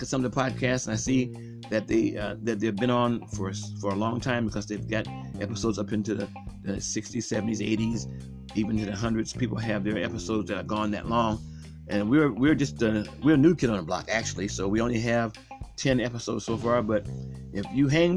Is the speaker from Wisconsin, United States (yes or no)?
no; Akron, Ohio, United States; I grew up on the west side of Akron